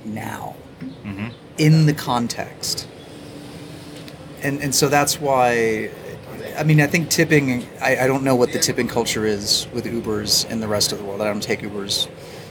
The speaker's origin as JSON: {"language": "English", "region": "Mexico City", "country": "Mexico", "tie": "born or raised there", "said": "here in Mexico City"}